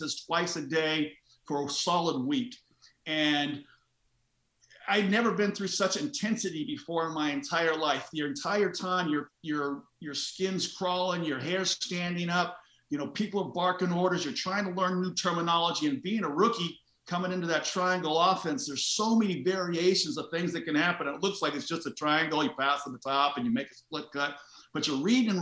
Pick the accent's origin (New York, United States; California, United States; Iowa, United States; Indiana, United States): California, United States; Los Angeles; I grew up in Los Angeles